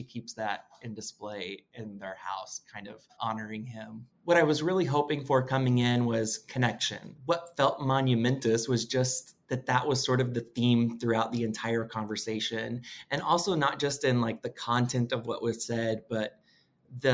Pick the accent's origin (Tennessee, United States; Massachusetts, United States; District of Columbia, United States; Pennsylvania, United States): District of Columbia, United States; Washington; I'm from Washington, D.C.